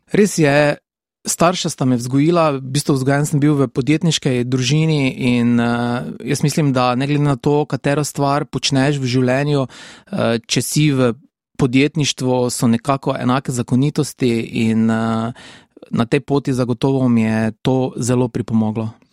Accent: Šentilj, Drava, Slovenia; also born or lived in Maribor; odraščal sem v Šentilju, tam sem tudi obiskoval osnovno šolo

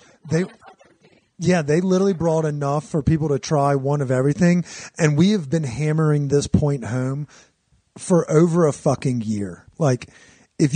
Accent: Cajun country, Louisiana, United States; now in Denver, United States; we grew up in Cajun country.

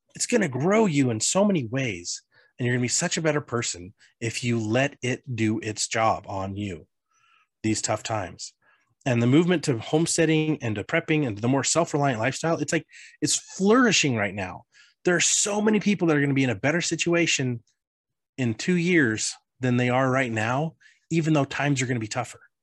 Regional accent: Colorado, United States; I grew up in Colorado

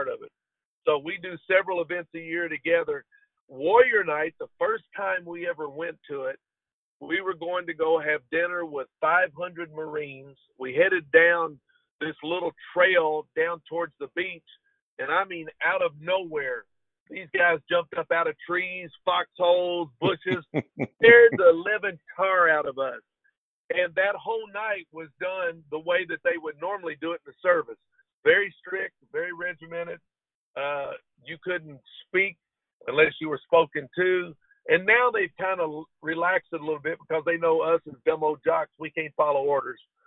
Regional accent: Kentucky, United States; I'm from Kentucky

